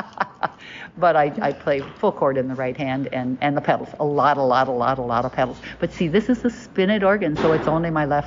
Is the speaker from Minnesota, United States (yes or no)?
yes; Nicollet, Minnesota, United States; I grew up in Nicollet, little town of Nicollet.